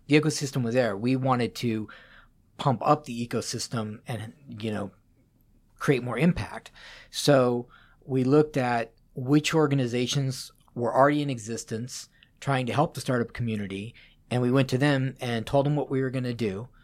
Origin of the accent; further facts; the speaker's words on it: Las Vegas, Nevada, United States; also born or lived in Boulder, Colorado; now in Seattle, United States; I grew up in Las Vegas